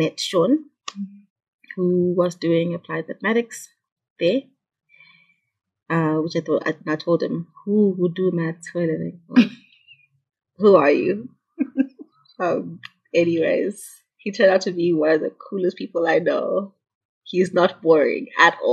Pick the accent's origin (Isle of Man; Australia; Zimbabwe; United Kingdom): Zimbabwe; Munyati, Midlands; moved away as an adult; also born or lived in Kwekwe / Gweru / Bulawayo; I'm from Munyati. That's where I grew up